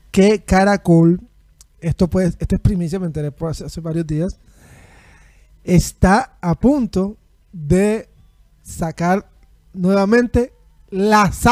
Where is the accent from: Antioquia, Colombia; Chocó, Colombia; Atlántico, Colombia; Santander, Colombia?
Atlántico, Colombia; Barranquilla; Soy barranquillero, amo Barranquilla.